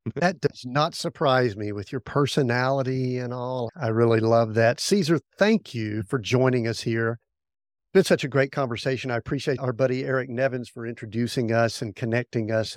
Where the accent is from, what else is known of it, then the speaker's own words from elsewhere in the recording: the Bible Belt, the South, United States; I grew up in the South, the Bible Belt